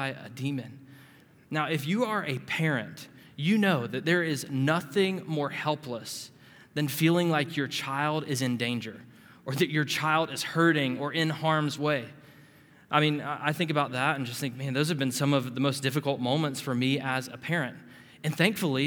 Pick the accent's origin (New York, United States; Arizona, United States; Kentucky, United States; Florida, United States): Florida, United States; Panama City; as a teenage boy growing up in Panama City, Florida